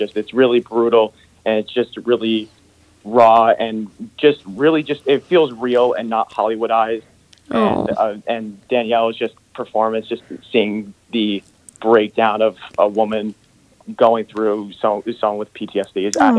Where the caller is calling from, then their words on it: Connecticut, United States; I'm calling from Connecticut.